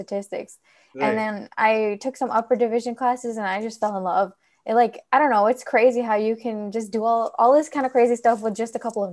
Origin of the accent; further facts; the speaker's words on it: California, United States; I was born and raised here in California